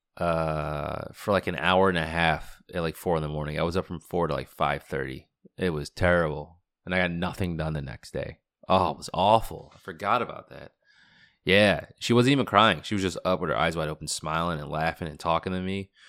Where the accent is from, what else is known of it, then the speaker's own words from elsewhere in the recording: Boston, Massachusetts, United States; now in Washington, DC, United States; I grew up in Boston